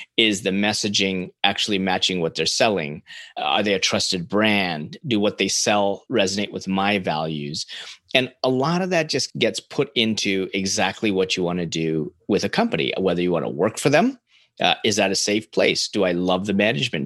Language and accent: English; Canada; as a Canadian